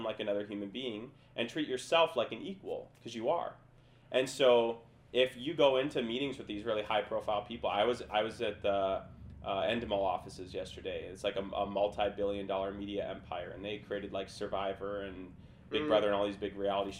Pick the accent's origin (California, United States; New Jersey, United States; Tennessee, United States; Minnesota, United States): Minnesota, United States; moved away as an adult; also born or lived in Lawrence, Kansas; I'm from Minnesota. Like, that alone, yeah, like, I have no network, from Minnesota, from a small town. I was grew up in a township